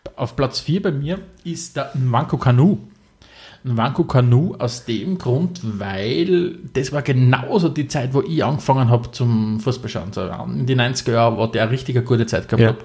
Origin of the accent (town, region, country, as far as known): Austria